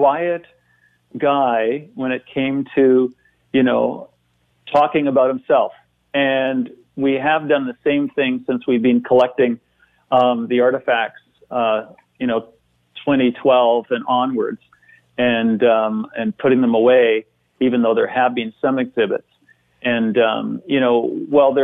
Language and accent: English; Toronto, Ontario, Canada; now in Victoria, Canada; having grown up in Toronto